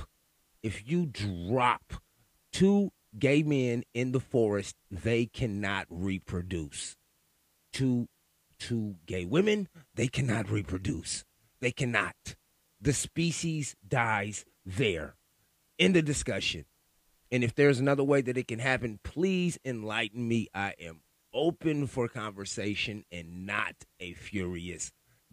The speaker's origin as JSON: {"language": "English", "town": "Sacramento", "region": "California", "country": "United States", "said": "I'm from Sacramento, California"}